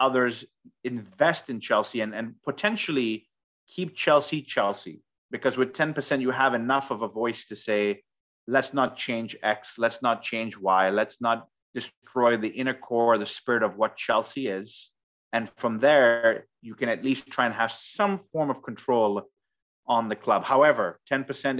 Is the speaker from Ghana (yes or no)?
yes; Ghana; we are from Ghana